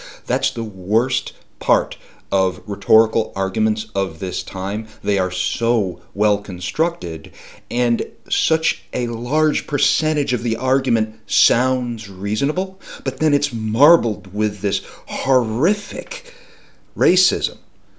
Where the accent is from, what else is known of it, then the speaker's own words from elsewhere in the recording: Northeast, United States; growing up in the Northeast, I was taught a couple of myths about the Civil War.